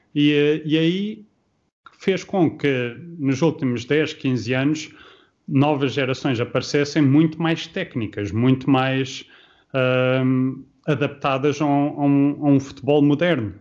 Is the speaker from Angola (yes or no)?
no; Luxembourg; moved away as an adult; also born or lived in Portugal / Liverpool; now in Norway; eu saí de Portugal, tinha 5 anos, cresci no Luxemburgo uh, e depois só voltei para Portugal quando foi para a universidade